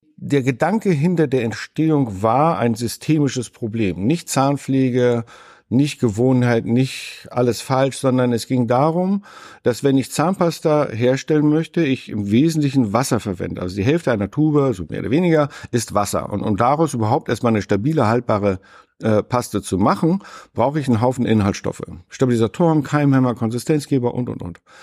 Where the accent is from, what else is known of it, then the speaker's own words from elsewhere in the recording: Northern Germany, Germany; Ich bin nun auch noch im Norden aufgewachsen